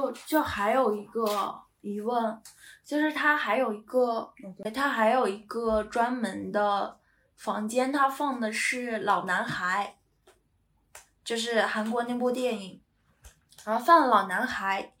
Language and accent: Chinese; Northeast China, China; now in United Kingdom; 那那我们东北人也能歌善舞，嗯，我们东北人还能讲演小品呢。